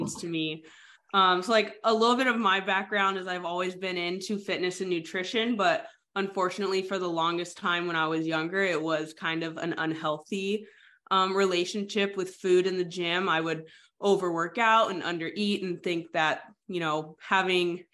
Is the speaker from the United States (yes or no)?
yes; San Diego, California, United States; moved away as an adult; now in Virginia, United States; I'm from San Diego, so definitely not used to the humidity